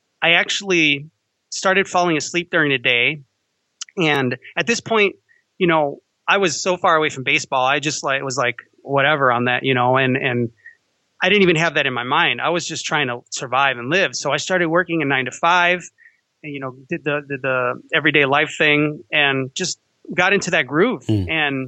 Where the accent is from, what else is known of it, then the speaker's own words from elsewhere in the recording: Chicago, Illinois, United States; Growing up in Chicago, I used to like the Cubs